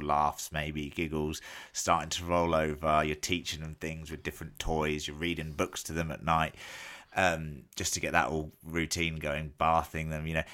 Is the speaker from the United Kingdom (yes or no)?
yes; England, United Kingdom; as an Englishman who gets semi-decent Guinness in England